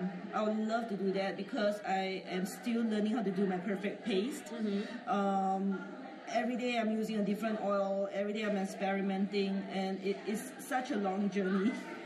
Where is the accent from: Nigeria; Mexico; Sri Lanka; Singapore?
Singapore; I'm from A Handful of Ashley, and I'm from Singapore.